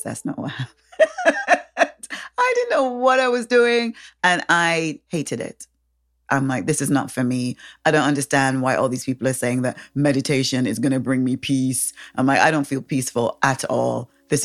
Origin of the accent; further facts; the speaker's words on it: Saint James Windward Parish, St. Kitts & Nevis; also born or lived in Manchester, England; I moved to the Caribbean when I was 11. So I grew up on this tiny island